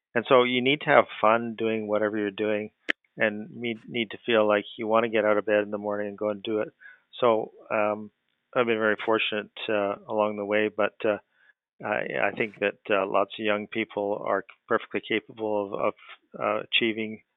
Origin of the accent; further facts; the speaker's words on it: Canada; growing up in Canada, hockey's huge here